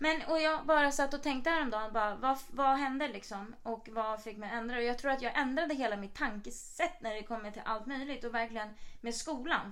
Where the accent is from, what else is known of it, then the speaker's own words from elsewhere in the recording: Sweden; moved away; vi är svenskar